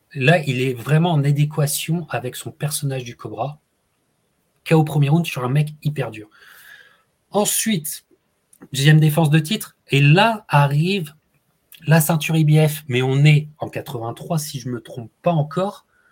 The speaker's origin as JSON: {"language": "French", "country": "France", "said": "en tant que Français"}